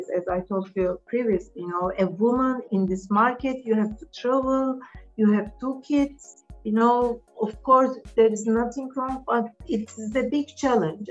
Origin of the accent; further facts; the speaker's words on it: Istanbul, Turkey; English is a second language; moved away as an adult; also born or lived in Vienna, Austria; now in United Kingdom; We are originally from Istanbul. And I grew up and I lived most of my life in Istanbul.